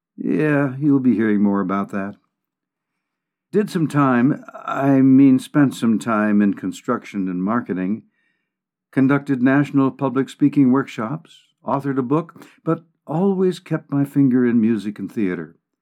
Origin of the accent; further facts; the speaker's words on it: Sheboygan, Wisconsin, United States; moved away as an adult; also born or lived in Omaha; now in Colorado, United States; Born and raised in Sheboygan, Wisconsin